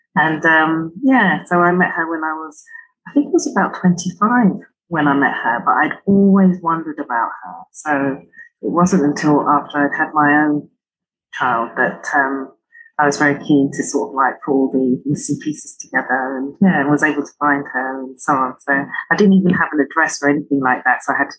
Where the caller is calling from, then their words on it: London, United Kingdom; I'm in London, so I'm in South London, so yeah, it's the centre.